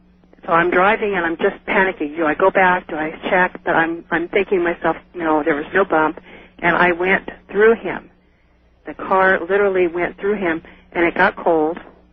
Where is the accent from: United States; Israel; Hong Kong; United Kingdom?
United States; Salinas, California; Well, I moved from Salinas about 5 years ago.